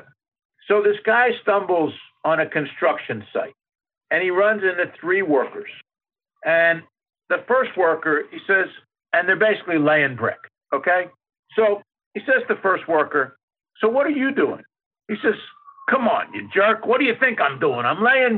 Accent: Philadelphia, Pennsylvania, United States; I grew up in Philadelphia, and we used to have to go through the toll booth to get to New Jersey

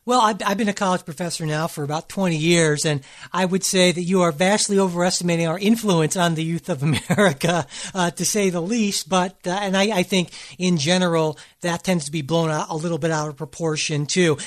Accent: Cleveland, Ohio, United States; I'm from Cleveland, which is very much a working class, kind of underdog sort of city

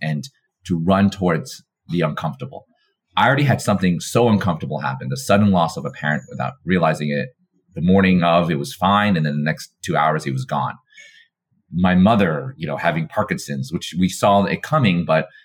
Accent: New York, United States; having been born and raised in New York

